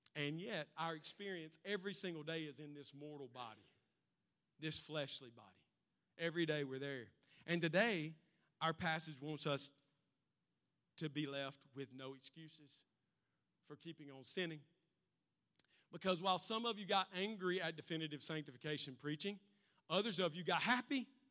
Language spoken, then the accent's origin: English; United States; Because we're Americans. Because I'm an American